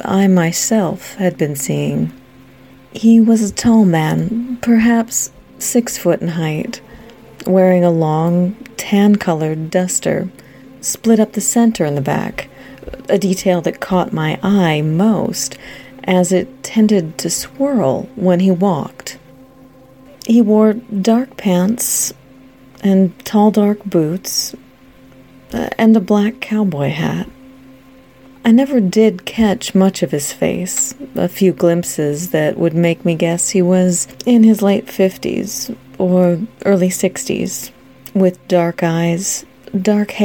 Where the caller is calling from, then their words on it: Washington, United States; also born or lived in Alpine, California; I'm calling from Washington State